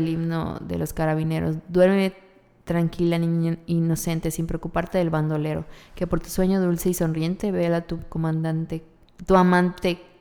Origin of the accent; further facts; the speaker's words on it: Yucatán, Mexico; las yucatecas no hacemos eso